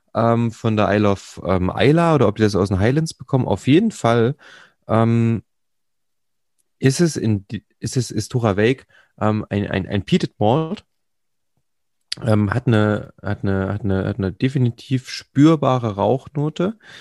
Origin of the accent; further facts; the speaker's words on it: Jena, Thuringia, Germany; Ich, ich, ich bin ja original eigentlich Jenenser also aus Jena stammend